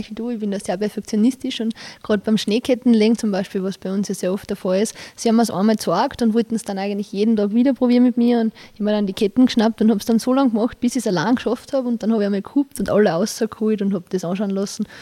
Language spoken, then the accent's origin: German; Styria, Austria; Ich komme ja direkt aus der Obersteiermark und ähm, die kennen das halt noch nicht wirklich.